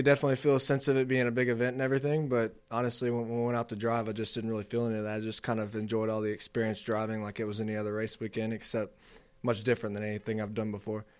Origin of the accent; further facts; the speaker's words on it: Sulphur, Louisiana, United States; I'm from Sulphur, Louisiana, United States.